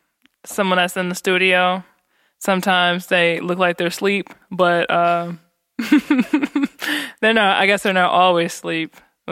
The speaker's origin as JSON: {"language": "English", "town": "Ypsilanti", "region": "Michigan", "country": "United States", "said": "I was from Ipsy, and I was like, yeah, they call it Ipsy Tucky."}